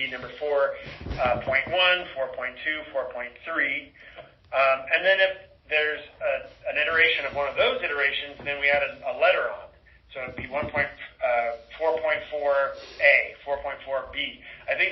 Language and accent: English; Seattle, Washington, United States; I'm from Seattle